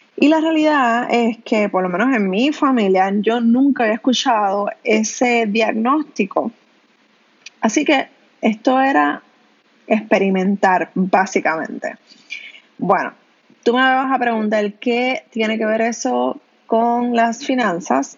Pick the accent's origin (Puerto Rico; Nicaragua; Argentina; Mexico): Puerto Rico; Canóvanas; yo soy de Canóvanas